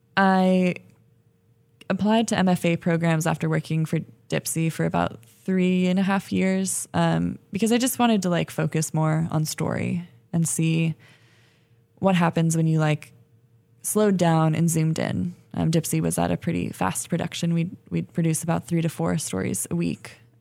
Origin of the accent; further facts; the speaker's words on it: Berkeley, California, United States; also born or lived in El Sobrante, California; I grew up in Berkeley, um, and in El Sobrani, which is, uh, kinda outside of Richmond, so in the Bay Area